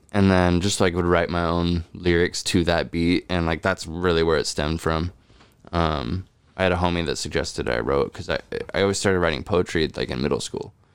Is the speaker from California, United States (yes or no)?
yes; California, United States; also born or lived in Chicago; just missing home, knowing California